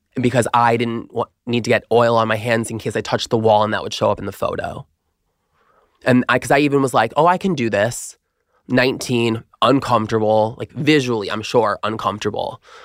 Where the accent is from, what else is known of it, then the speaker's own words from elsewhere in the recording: Long Island, New York, United States; I'm originally from Long Island, New York